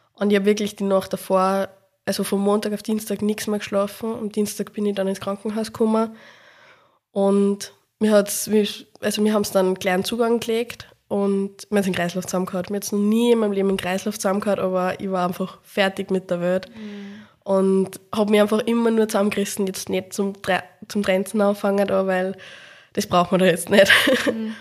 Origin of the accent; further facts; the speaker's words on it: Upper Austria, Austria; moved away as an adult; also born or lived in Salzburg; now in Vienna, Austria; bin ursprünglich eben aus Oberösterreich